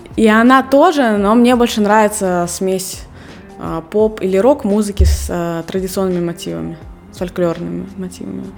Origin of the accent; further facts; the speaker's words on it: Russia; moved away as an adult; now in Serbia; я до 19 лет я не выезжала из России